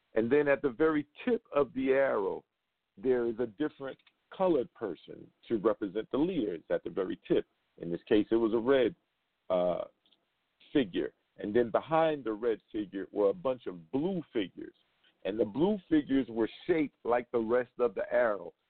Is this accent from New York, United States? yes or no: yes; New York City, New York, United States; now in Las Vegas, United States; from Brooklyn, New York, back in my hometown